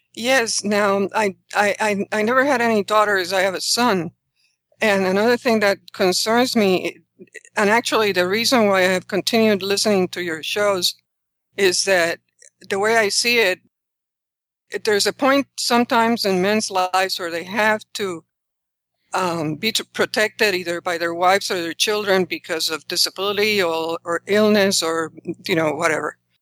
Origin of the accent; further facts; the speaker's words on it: Puerto Rico; moved away as an adult; when I was growing up in Puerto Rico, it was in the nineteen sixties